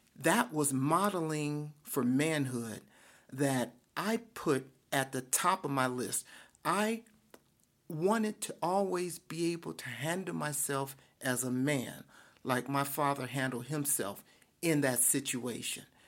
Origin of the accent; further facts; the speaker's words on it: Detroit, Michigan, United States; I grew up in Detroit. I am a, a, a, a son of Detroit